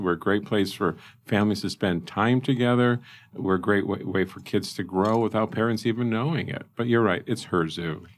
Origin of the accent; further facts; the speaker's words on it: South Bend, Indiana, United States; moved away as an adult; now in Lincoln, United States; South Bend, sorry, you're my hometown, but Lincoln, Lincoln's truly home